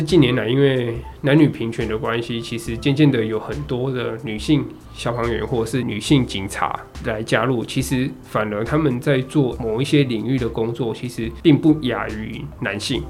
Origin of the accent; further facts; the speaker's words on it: Taichung, Taiwan; also born or lived in Zhushan; 我在竹山，那我是台中人